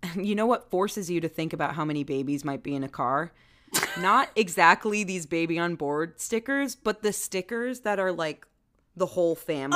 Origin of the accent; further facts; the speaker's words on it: Maryland, United States; moved away; also born or lived in Baltimore; nod to my home state.